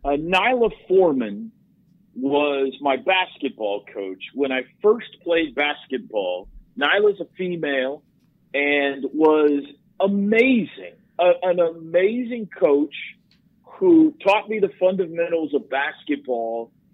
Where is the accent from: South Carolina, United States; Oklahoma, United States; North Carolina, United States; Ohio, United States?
Oklahoma, United States; Mustang; also born or lived in Indiana; So we moved out to Mustang, and I always claimed that as my hometown. Moved around a little bit, but I claim Mustang as my hometown because I went to all of elementary and junior high there